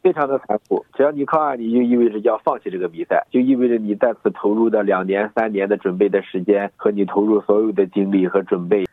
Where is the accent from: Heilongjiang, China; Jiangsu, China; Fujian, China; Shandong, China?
Shandong, China; moved away as an adult; also born or lived in Hainan; now in France; 因为我是出生在一个山里的孩子